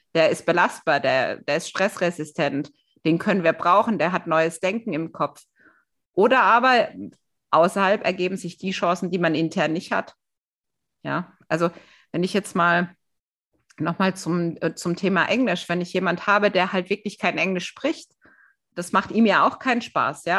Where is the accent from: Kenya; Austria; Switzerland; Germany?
Germany; wir Deutschen